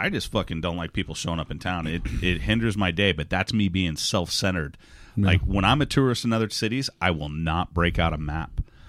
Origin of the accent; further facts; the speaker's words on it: Texas, United States; Because I'm from Texas. I'm not from the East End of London.